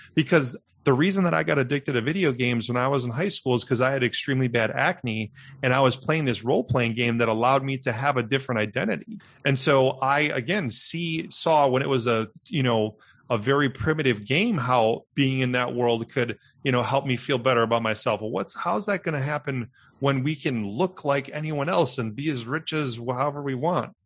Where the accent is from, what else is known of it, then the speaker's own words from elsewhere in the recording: Milwaukee, Wisconsin, United States; I'm a Midwestern boy, was born and raised in Milwaukee